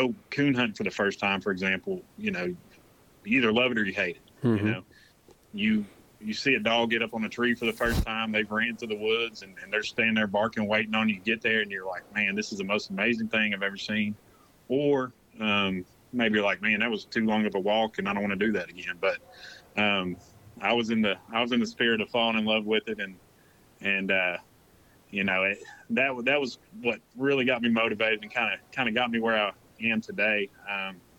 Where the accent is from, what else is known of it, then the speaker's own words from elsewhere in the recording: Knoxville, Tennessee, United States; now in Florida, United States; I was born and raised in Knoxville, Tennessee